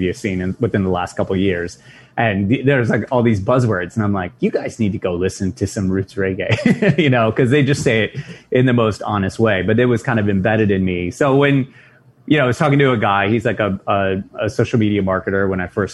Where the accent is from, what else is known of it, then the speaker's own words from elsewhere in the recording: Nashville, Tennessee, United States; moved away as an adult; also born or lived in New York / Buffalo; now in New York City, United States; I was born and raised in Nashville, but I lived along the coast for most of my life